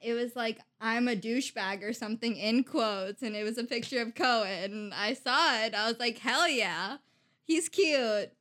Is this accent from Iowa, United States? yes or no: yes; Iowa, United States; from Iowa